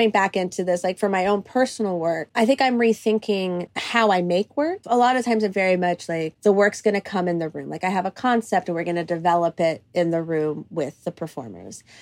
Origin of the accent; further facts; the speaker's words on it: Cyprus; now in United States; I had the opportunity to film it in Cyprus, which is my, um, my home country. That's where my my family is from. I'm fir- first generation uh, Cypriot American, so like to have the op- like the ability to film in the country that I mean raised me.